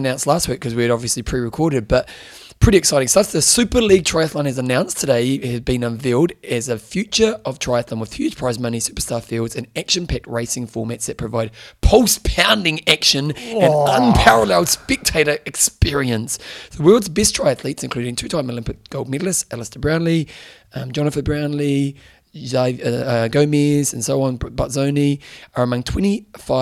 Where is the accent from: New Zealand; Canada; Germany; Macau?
New Zealand; being Kiwi